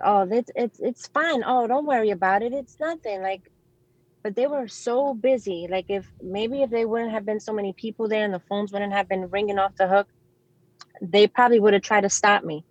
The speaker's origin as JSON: {"language": "English", "town": "New York City", "region": "New York", "country": "United States", "tie": "born or raised there", "said": "I grew up in New York City. I was um, I grew up in the Bronx"}